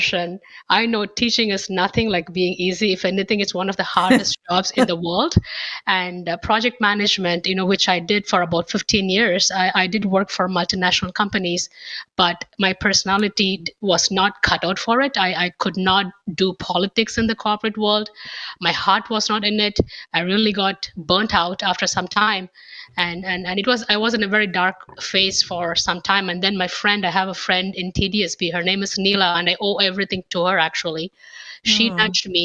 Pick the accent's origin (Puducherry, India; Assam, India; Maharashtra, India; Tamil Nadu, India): Puducherry, India; Pondicherry; moved away as an adult; now in Canada; as you can see from my voice, I'm from India, originally from a very small city called Pondicherry